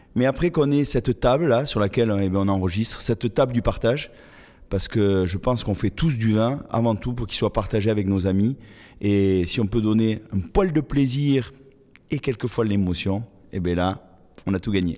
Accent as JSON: {"language": "French", "town": "Toulouse", "region": "Occitania", "country": "France", "tie": "born or raised there", "moved": "as an adult", "said": "j'ai commencé mes études eh toujours dans ma ville natale à Toulouse"}